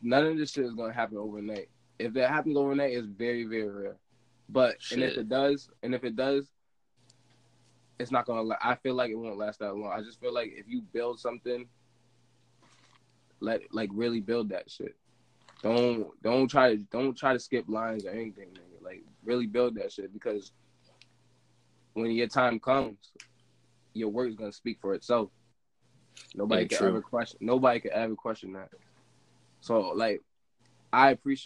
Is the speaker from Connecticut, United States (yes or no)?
yes; New London, Connecticut, United States